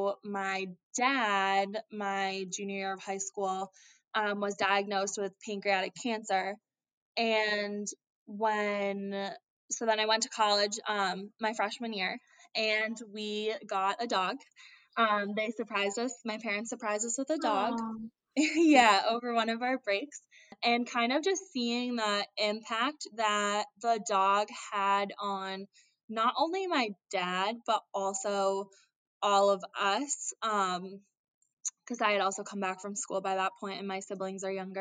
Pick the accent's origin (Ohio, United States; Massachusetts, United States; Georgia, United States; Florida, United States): Massachusetts, United States; Andover; I am from Andover, Massachusetts, which is a little bit north of Boston